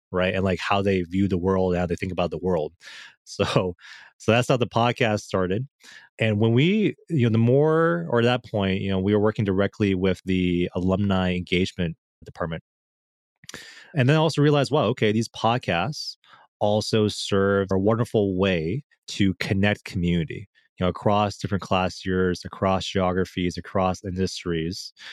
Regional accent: Michigan, United States; I'm from Michigan

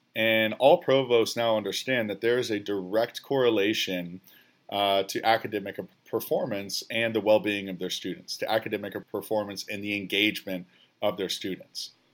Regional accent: about forty miles west of Chicago, Illinois, United States; moved away as an adult; also born or lived in Oklahoma; I'm a kid from the Midwest as well, about forty miles west of Chicago

